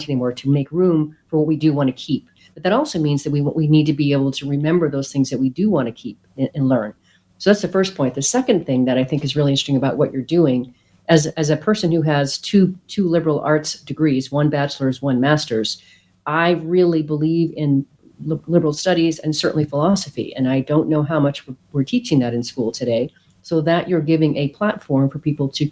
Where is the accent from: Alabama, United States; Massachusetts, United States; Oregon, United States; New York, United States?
Oregon, United States; moved away as an adult; also born or lived in Spain / Brazil; I grew up in Oregon, which is very much a tree-hugging, granola-eating state.